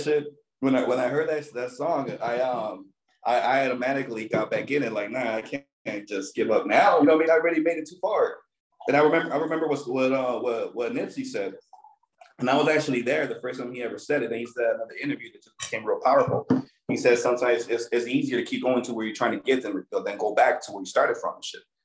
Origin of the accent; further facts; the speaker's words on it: Torrance, California, United States; I'm from Eastside Torrance